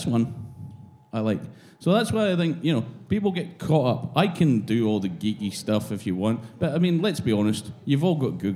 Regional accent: Speyside, Scotland, United Kingdom; I went to school in Speyside.

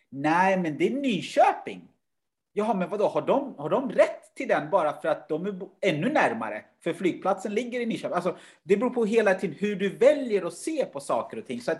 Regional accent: Uganda; born there; Självklart har jag då perspektivet eftersom jag var född i Uganda och vet hur kanske andra har det och hur tufft det skulle kunna vara.

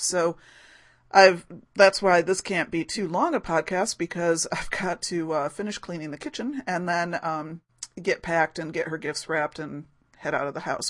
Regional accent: Rochester, New York, United States; my hometown of Rochester, New York

